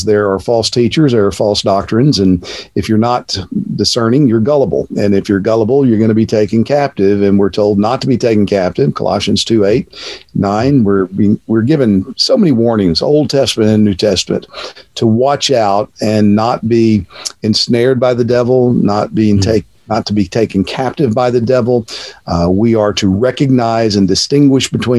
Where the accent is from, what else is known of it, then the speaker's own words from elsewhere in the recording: Texas, United States; moved away as an adult; now in Cape Coral, United States; born and raised in Texas